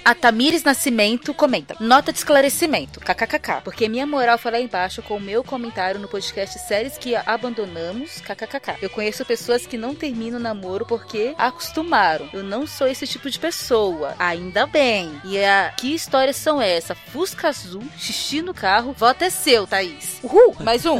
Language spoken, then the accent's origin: Portuguese; São Paulo, Brazil; eu nasci em São Paulo, não em Sampa